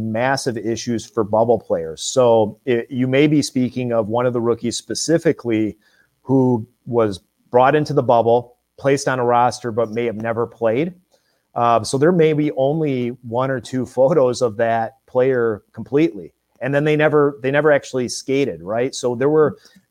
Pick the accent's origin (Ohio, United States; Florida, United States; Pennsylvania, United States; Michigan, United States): Michigan, United States; I grew up in Michigan